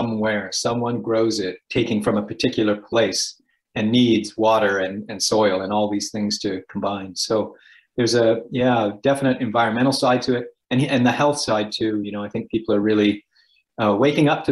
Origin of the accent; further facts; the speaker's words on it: Edmonton, Alberta, Canada; I grew up in Edmonton